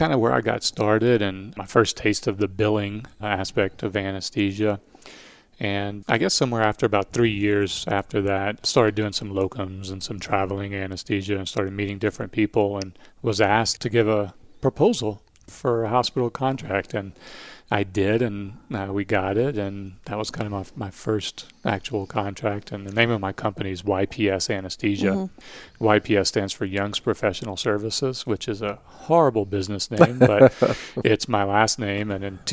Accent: Louisiana, United States; accent: Cajun; also born or lived in Southern California; I'm from South Louisiana. I think I've covered up most of my Cajun accent over the years.

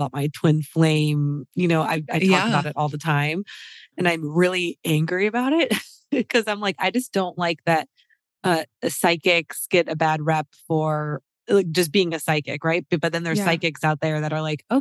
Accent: Detroit, Michigan, United States; where I grew up in Michigan

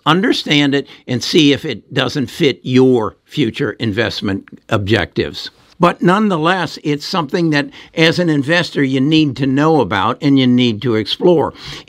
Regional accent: Champaign, Illinois, United States; as a graduate of the University of Illinois. I grew up in the University of Illinois. I was on that campus all the time as a young high school student

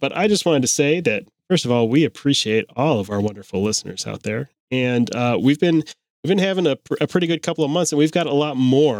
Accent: United States; I'm an American and not a British person

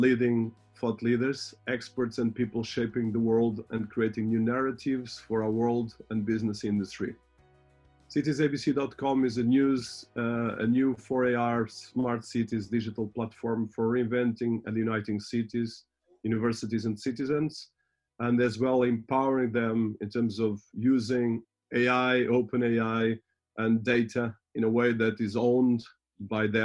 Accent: Portugal; I'm Portuguese

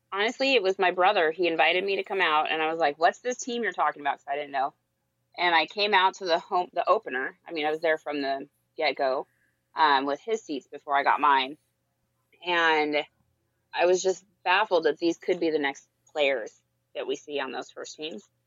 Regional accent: Marysville, Washington, United States; now in Tacoma, United States; I grew up in Marysville

